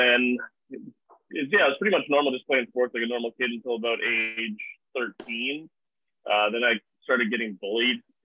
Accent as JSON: {"language": "English", "town": "Vancouver", "region": "British Columbia", "country": "Canada", "tie": "born or raised there", "said": "I was born in Vancouver"}